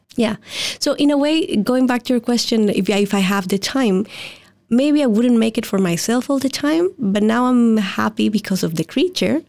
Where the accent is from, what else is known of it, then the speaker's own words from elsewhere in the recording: Mexico; moved away; I was born and raised in Mexico